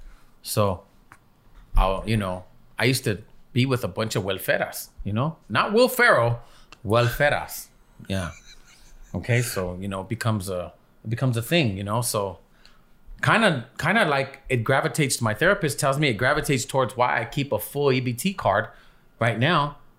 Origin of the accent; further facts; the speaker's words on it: Los Angeles, California, United States; You know, it's how it is life growing up in Echo Park, how it used to be.